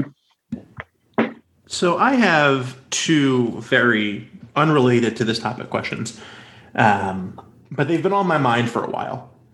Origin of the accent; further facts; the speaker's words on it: North Carolina, United States; I grew up in North Carolina. My home state was the, the shameful author of House Bill 2